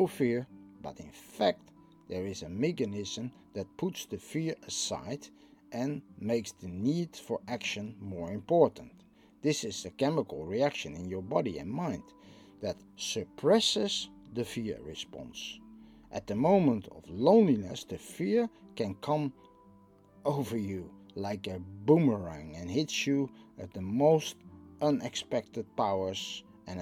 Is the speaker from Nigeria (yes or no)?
no; Netherlands; I'm from the Netherlands